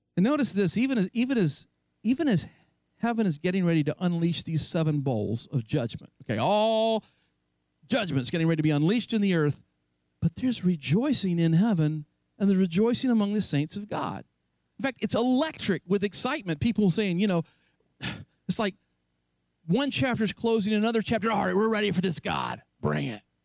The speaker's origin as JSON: {"language": "English", "region": "North Carolina", "country": "United States", "tie": "born or raised there", "said": "my hometown in North Carolina"}